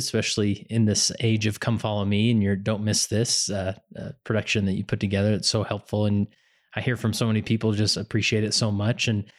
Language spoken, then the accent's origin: English; West Valley City, Utah, United States; Now, me personally, I live in Stansbury Park, Utah, which is in Tooele County. I grew up in West Valley City.